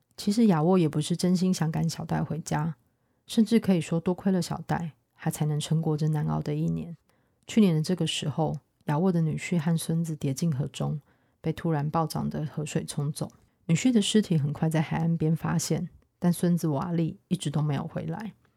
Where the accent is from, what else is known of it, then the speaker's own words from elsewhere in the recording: Taiwan; 作为台湾人